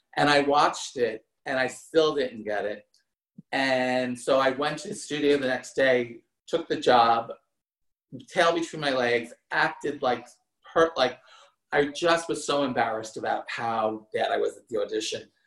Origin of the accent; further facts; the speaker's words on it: New Jersey, United States; moved away; I grew up in New Jersey, not that far from New York City